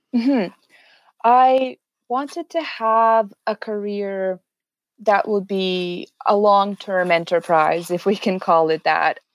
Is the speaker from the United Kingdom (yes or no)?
no; Serbia; moved away as an adult; also born or lived in Canada; now in Edmonton, Canada; I am originally from Serbia, small European country. I moved to Canada in twenty fourteen after completing my bachelor's degree in social work